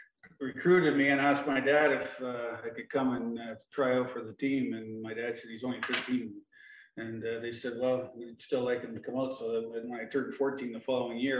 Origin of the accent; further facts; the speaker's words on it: Toronto, Ontario, Canada; also born or lived in Keswick, Ontario; I started out in Scarborough. My parents had a place in Scarborough until I was 11